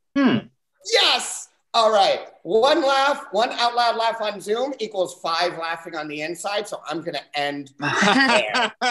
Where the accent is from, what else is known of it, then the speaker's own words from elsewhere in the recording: New York City, New York, United States; my second best friend growing up in New York City